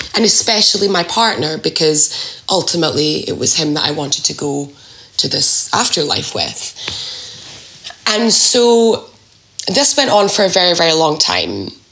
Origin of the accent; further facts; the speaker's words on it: Scotland, United Kingdom; moved away as an adult; I'm from Scotland, and I, that's where I, I grew up